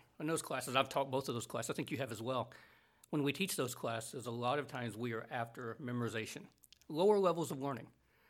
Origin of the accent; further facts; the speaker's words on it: the South, United States; I grew up in more of your camp meeting churches. Yeah. I grew up in the South